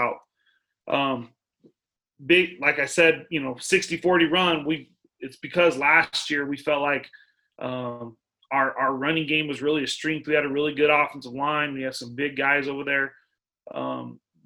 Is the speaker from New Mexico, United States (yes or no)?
yes; Artesia, New Mexico, United States; I'm from Artesia